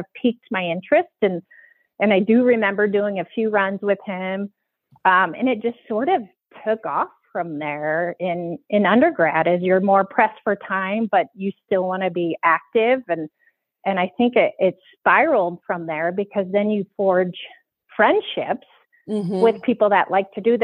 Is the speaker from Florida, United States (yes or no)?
no; Iowa, United States; moved away as an adult; also born or lived in Minnesota / Arizona; now in Park City, United States; I grew up in Iowa, did undergrad there